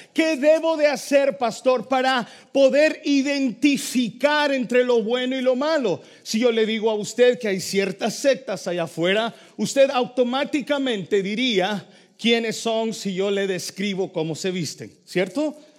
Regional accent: El Salvador; born or raised there

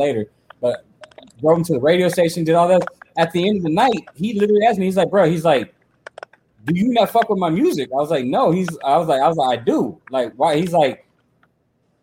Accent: Virginia, United States; I was born in Woodville, Virginia.

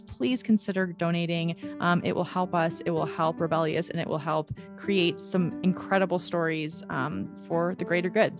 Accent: Michigan, United States; the town that I grew up in in Michigan is pretty much almost exclusively Catholic

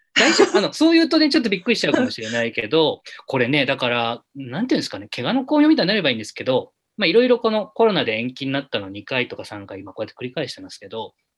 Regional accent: Minami-Alps, Yamanashi, Japan; moved away; 私はあの南アルプス市というあるんだかないんだかわからない町の出身なんですけども

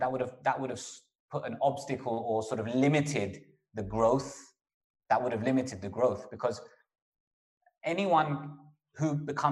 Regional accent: London, United Kingdom; moved away as an adult; also born or lived in Bradford; When I was in London, I grew up in London

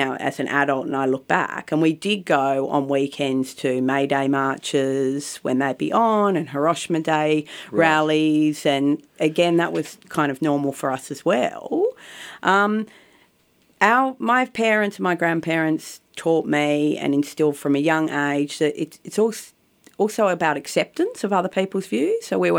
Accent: Bondi Junction, New South Wales, Australia; In Bondi Junction.

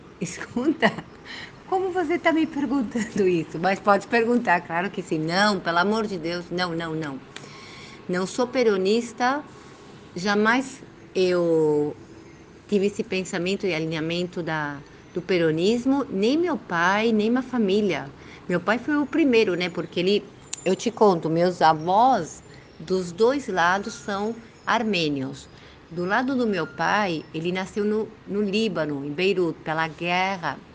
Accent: Argentina; eu sou argentina, filha de brasileira e meu pai libanês com descendência armênia. Eu sou primeira geração aqui na Argentina

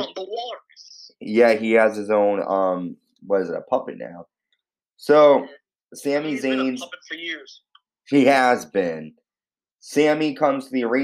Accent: Connecticut, United States; I'm Connecticut

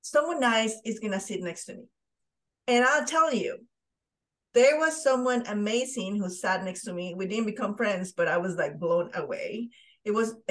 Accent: Panama; moved away as an adult; I'm from Panama

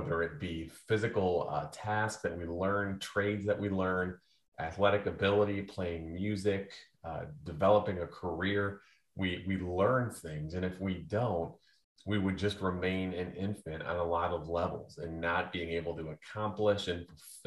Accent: United States; I grew up on the Mississippi River

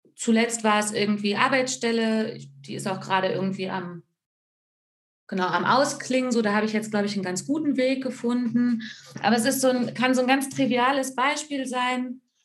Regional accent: Altmark, Saxony-Anhalt, Germany; now in Fichtelgebirge, Germany; ursprünglich komme ich aus der Altmark, das ist ganz im Norden von Sachsen-Anhalt an der Elbe.

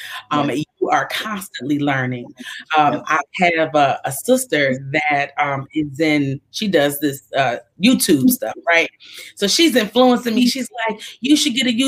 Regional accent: Detroit, Michigan, United States; I am from Detroit, Michigan, the Motor City

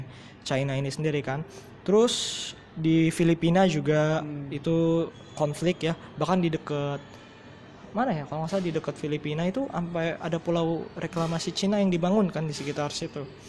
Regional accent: Tangerang, Banten, Indonesia; saya warga Ciledug

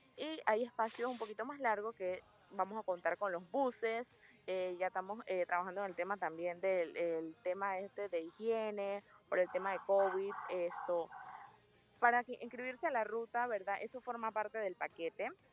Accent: Panama; nosotros como panameños

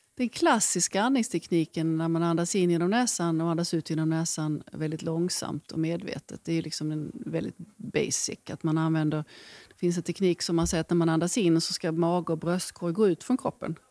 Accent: Sweden; vi svenskar

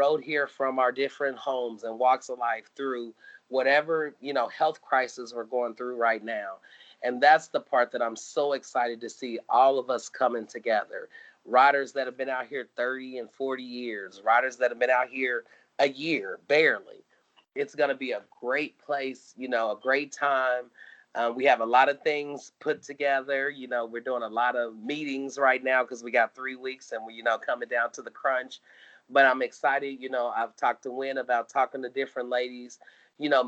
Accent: Kansas City, Missouri, United States; now in Texas, United States; I'm from Kansas City, Missouri. We have basements. I moved to Texas

